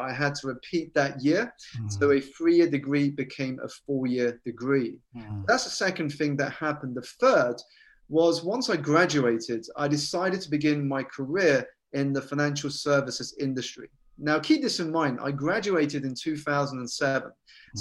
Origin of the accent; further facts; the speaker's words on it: United Kingdom; So I was born here in the United Kingdom to Malaysian parents who had emigrated from a city called Penang and a city called Sarawak on the Borneo Island.